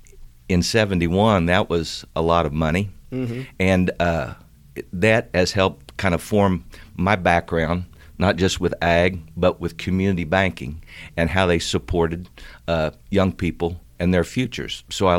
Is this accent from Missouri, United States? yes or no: yes; Missouri, United States; I grew up in Northwest Missouri, Holt, Atchison, Nottoway counties, up there, Craig, Mound City, Tarkio.